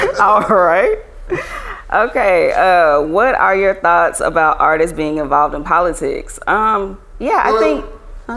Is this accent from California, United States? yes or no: no; Lithonia, Georgia, United States; also born or lived in Atlanta; I'm a Grady baby, but I grew up in Lithonia